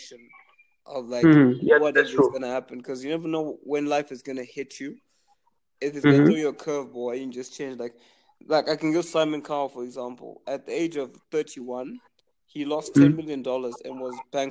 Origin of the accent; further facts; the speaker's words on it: Zimbabwe; I'm from Zimbabwe